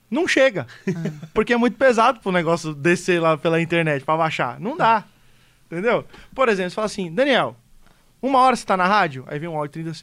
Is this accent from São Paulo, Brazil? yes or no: no; Rio Grande do Sul, Brazil; do Rio